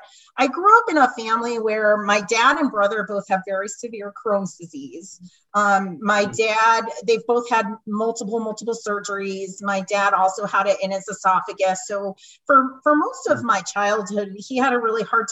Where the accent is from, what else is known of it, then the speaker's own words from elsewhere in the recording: right outside of Hartford, central Connecticut, United States; moved away as an adult; also born or lived in Rhode Island; now in Wilmington, United States; I grew up in Connecticut, in central Connecticut, right outside of Hartford.